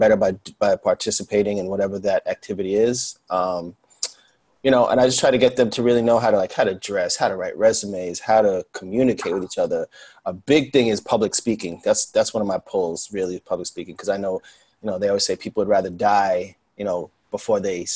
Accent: New York City, New York, United States; Born and raised in New York. Still living here, Queens

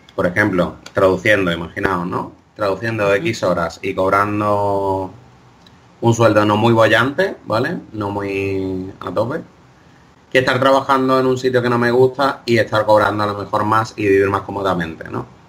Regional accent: Greece; yo tiro para mi tierra, en, Grecia

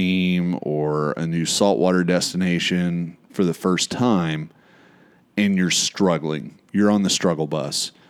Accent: Florida, United States; I'm from Florida.

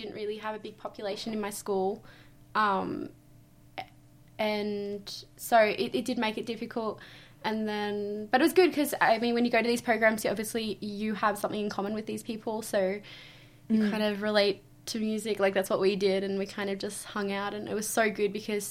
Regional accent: Cowra, New South Wales, Australia; also born or lived in Penrith; I grew up in Cowra all my life, that's where I call home

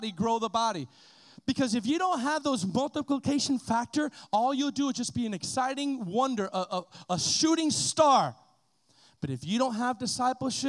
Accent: Miami, Florida, United States; I was this kid from Miami that got saved

